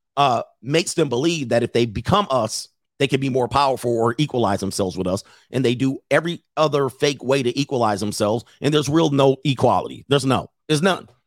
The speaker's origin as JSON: {"language": "English", "region": "California", "country": "United States", "tie": "born or raised there", "said": "growing up in California"}